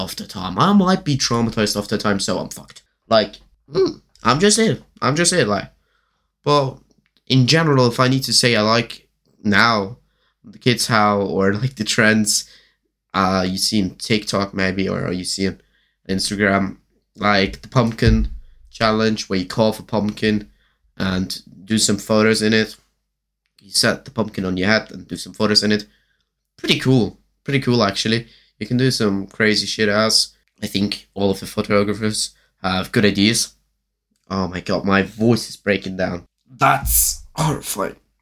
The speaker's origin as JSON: {"language": "English", "country": "Germany", "second_language": "English", "said": "I'm from Germany"}